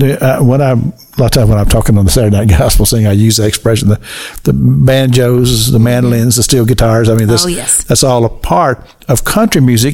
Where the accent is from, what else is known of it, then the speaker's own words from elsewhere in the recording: Kentucky, United States; I grew up in Kentucky.